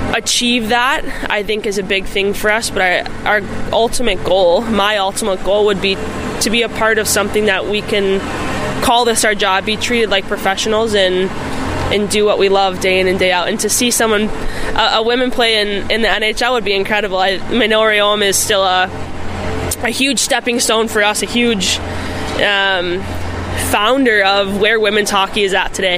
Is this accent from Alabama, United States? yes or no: no; Buffalo Grove, Illinois, United States; moved away as an adult; also born or lived in Minnesota; I grew up in Buffalo Grove and actually played for Team Illinois